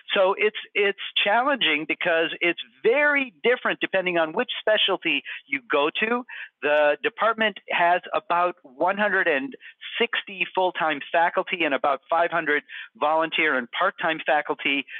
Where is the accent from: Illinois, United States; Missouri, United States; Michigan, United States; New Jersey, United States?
Michigan, United States; Houghton; also born or lived in Massachusetts / San Diego, California; now in Syracuse, United States; I grew up in Houghton, Michigan.